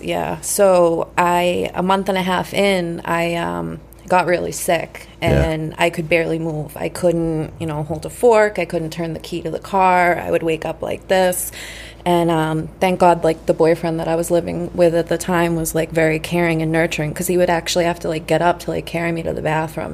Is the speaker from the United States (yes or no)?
yes; Saugus, Massachusetts, United States; also born or lived in Malden, Massachusetts; I was born in Walden, moved to Saugus when I was 10